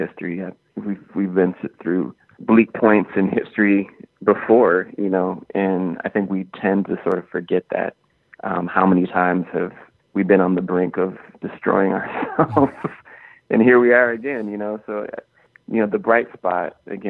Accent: Minneapolis, Minnesota, United States; growing up in Minneapolis

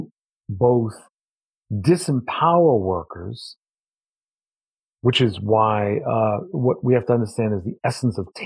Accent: New York, United States; I'm from New York

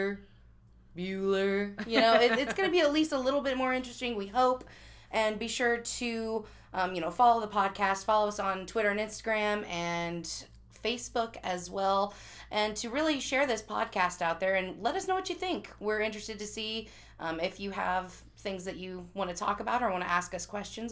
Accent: Chillicothe, Missouri, United States; moved away; I'm originally from Missouri

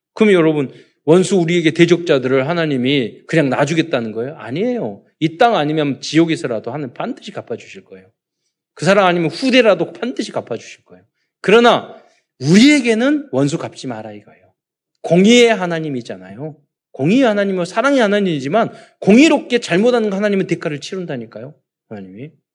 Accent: South Korea; 우리는 대한민국 사람

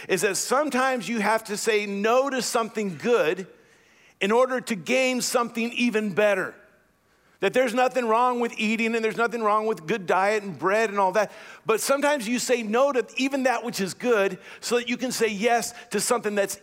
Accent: United States; as American Christians

